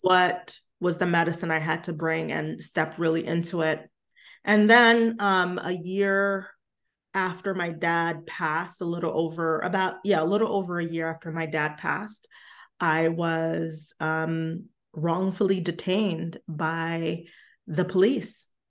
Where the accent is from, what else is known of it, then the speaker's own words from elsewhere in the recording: New York City, New York, United States; I grew up in Brooklyn